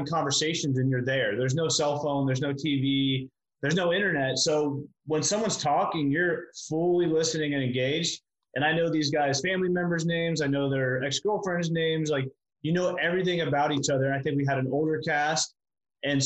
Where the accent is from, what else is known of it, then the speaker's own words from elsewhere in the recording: Pittsburgh, Pennsylvania, United States; now in Miami, United States; I'm originally from Pittsburgh